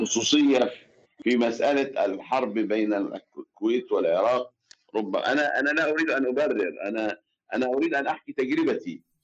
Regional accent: Aswan, Aswan Governorate, Egypt; now in Cairo, Egypt; في أسوان مسقط رأسي بلدي

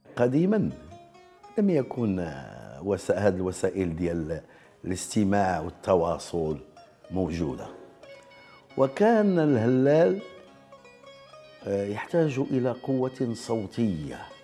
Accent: Rabat, Rabat-Salé-Kénitra, Morocco; من مواليد 1955 بالرباط

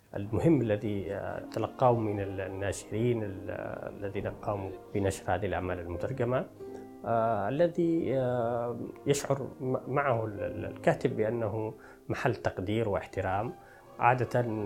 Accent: rural Taiz, Taiz Governorate, Yemen; moved away as an adult; now in Paris, France; جيت من منطقه ريفيه من تعز

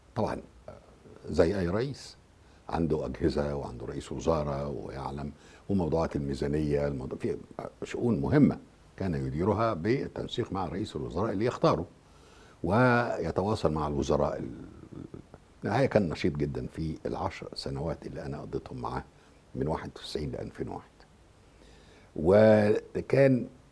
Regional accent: Egypt; أنا كمصري

